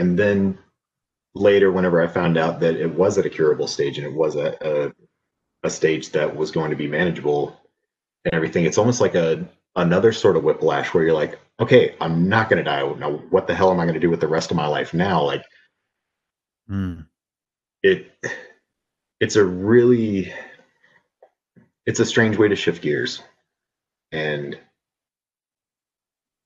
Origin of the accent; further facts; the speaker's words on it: Lugoff, South Carolina, United States; I grew up in Lugoff, South Carolina, a really small town on the outskirts of Columbia. Lived all around as a kid, but 90% of my childhood was there